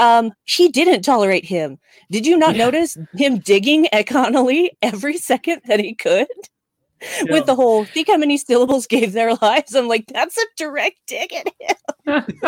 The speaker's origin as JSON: {"language": "English", "country": "United States", "accent": "American", "said": "my American accent"}